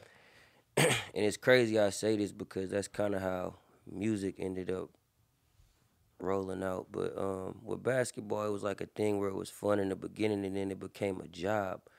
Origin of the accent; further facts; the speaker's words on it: Berkeley, California, United States; also born or lived in Antioch, California; I was born in Berkeley. Most of my family, um, is rooted in Berkeley.